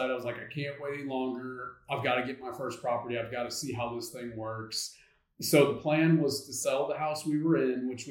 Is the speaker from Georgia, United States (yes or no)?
no; North Central Arkansas, United States; moved away as an adult; now in Northwest Arkansas, United States; I am an Arkansas native. I'm from North Central Arkansas, but have been in Northwest Arkansas for about 15 years now.